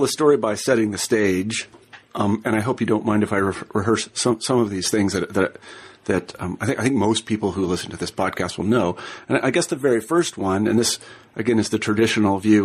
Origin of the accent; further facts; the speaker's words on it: Kansas, United States; I'm from Kansas